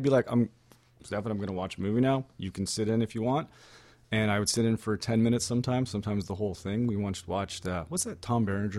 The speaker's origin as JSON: {"language": "English", "town": "Stoney Creek", "region": "Ontario", "country": "Canada", "said": "I'm from Stoney Creek, Ontario. Born in 1977."}